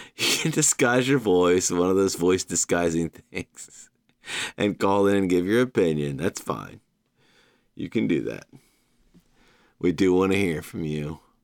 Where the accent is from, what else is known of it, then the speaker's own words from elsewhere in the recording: Savannah, Georgia, United States; my hometown